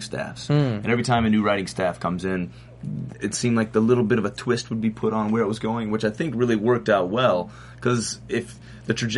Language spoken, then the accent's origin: English; Alabama, United States; moved away as an adult; now in Los Angeles, United States; I came out here from Alabama